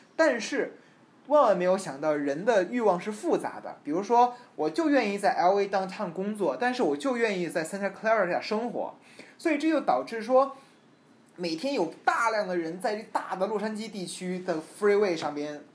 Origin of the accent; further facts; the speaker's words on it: China; moved away as an adult; now in Los Angeles, United States; 我提到说我是中国人